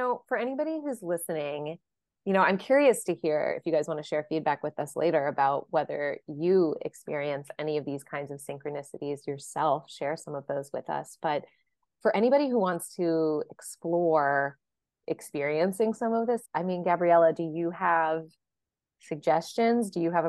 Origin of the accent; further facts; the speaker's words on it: Texas, United States; I'm adopted, and I'm from Texas. I grew up in Texas, but I just found out last week that my birth father is from Louisiana, from Cajun country.